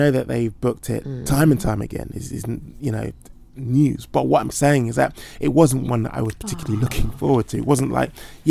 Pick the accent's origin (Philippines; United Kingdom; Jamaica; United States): United Kingdom; I'm obviously biased as a Brit.